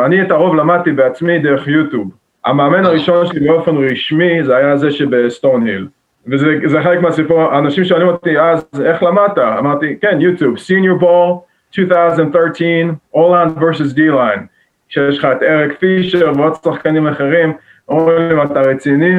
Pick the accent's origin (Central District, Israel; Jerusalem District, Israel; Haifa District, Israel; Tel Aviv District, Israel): Jerusalem District, Israel; Jerusalem; moved away as an adult; now in Massachusetts, United States; אני נולדתי וגדלתי בירושלים